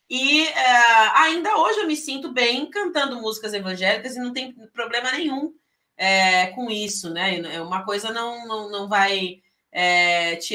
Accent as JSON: {"language": "Portuguese", "town": "São Vicente", "region": "São Paulo", "country": "Brazil", "lives_now": "São José, Brazil", "said": "Eu sou paulista, é, paulista. sou de São Vicente, São Paulo, é o litoral de São Paulo."}